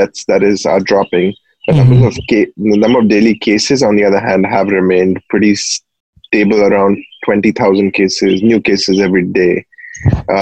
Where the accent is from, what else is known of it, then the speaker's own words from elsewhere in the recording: Kolkata, West Bengal, India; now in United States; I grew up in Calcutta